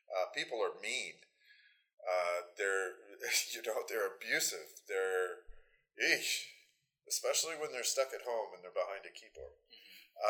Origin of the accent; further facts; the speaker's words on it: Lynden, Washington, United States; I grew up in Linden, so obviously I'm biased. Uh, but having lived there for so long and gone from a population, I think when I was younger, it was about 3,200 to now we're 15,000 something